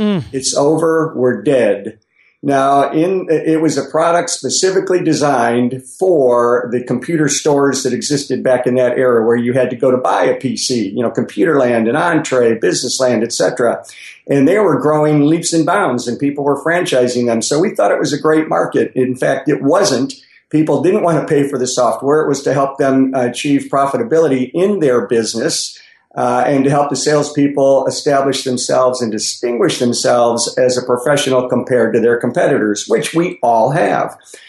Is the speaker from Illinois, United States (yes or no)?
yes; Chicago, Illinois, United States; Well, I was born and raised in Chicago, graduated from U of I, was accepted to law school